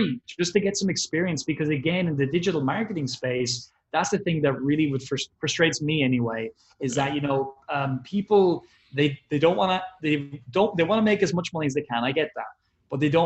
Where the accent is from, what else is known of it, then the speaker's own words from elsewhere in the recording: Ireland; I'm an Irish person